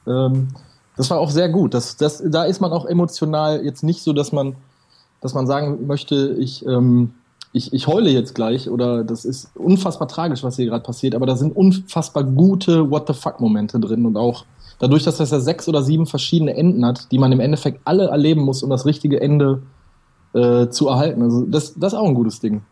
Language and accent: German; Ruhr area, North Rhine-Westphalia, Germany; Ich komme aus dem Ruhrgebiet